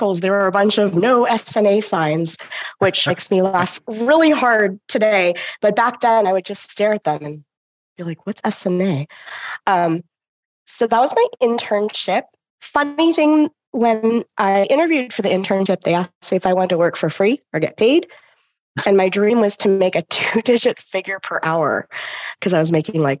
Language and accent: English; Bay Area, California, United States; I live in the Bay Area. I'm originally from the Bay Area, went down to SoCal for college, and came back up here to be close to family again